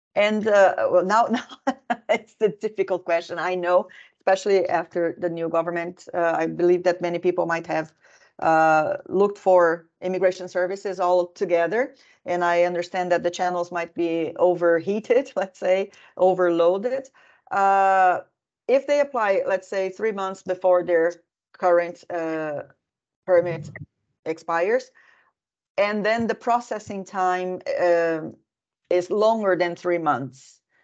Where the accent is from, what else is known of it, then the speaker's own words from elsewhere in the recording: Brazil; now in Finland; I'm originally from Brazil